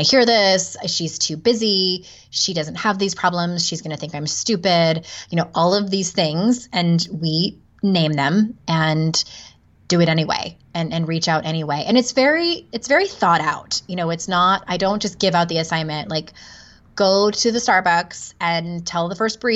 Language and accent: English; San Diego, California, United States; moved away as an adult; also born or lived in Utah; I'm born and raised in San Diego.